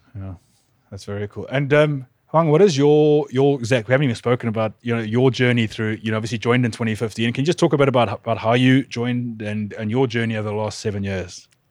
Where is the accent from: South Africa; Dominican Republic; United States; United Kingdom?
South Africa; both being South African